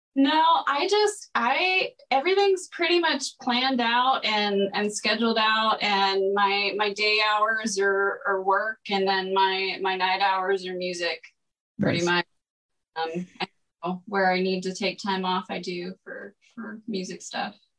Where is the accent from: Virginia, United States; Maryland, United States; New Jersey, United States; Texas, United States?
Texas, United States; Greenville; moved away as an adult; also born or lived in Colorado / Orange County, California; now in Los Angeles, United States; I am from Greenville, Texas, um, about an hour northeast of Dallas.